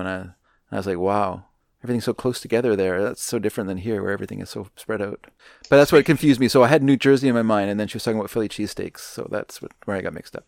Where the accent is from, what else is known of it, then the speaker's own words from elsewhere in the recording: Canada; I grew up in Canada